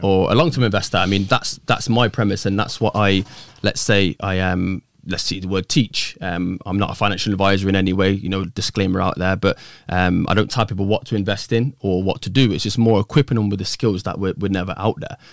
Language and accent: English; Coventry, West Midlands, United Kingdom; originally from, born and bred Coventry